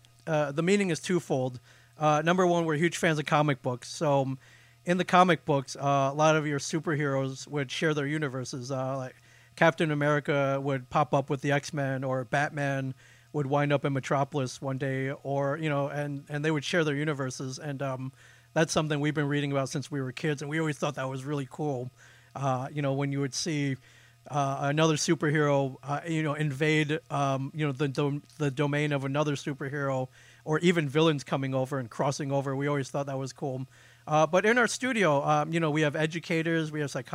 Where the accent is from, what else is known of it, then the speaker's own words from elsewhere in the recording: Euclid, Ohio, United States; I was born near Cleveland, Ohio, in a suburb called Euclid